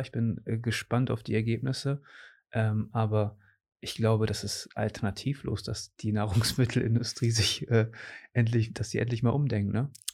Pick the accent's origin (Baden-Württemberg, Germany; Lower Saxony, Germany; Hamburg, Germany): Lower Saxony, Germany; Cuxhaven; hier aus meiner Heimat